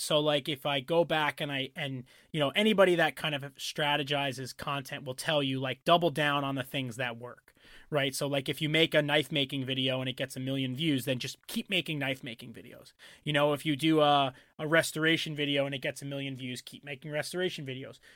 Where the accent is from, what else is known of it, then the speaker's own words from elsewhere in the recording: New York and Long Island, United States; growing up in New York and Long Island